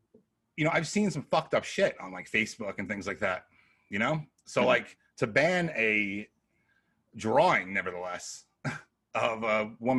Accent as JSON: {"language": "English", "region": "New York", "country": "United States", "tie": "born or raised there", "also_born_or_lived": "Connecticut", "said": "I'm all about New York, Little Vincent's over here and shit like that. You know, I guess that's what you grow up"}